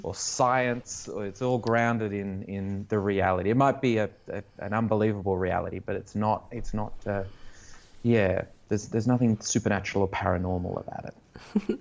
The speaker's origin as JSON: {"language": "English", "town": "Canberra", "region": "Australian Capital Territory", "country": "Australia", "tie": "born or raised there", "said": "I grew up in Canberra and in the eighties and nineties"}